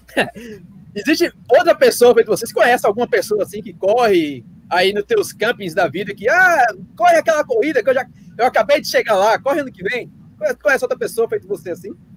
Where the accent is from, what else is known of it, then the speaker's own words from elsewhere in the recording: Pernambuco, Brazil; a cabeça da gente aqui no Nordeste se considera bonito Pernambuco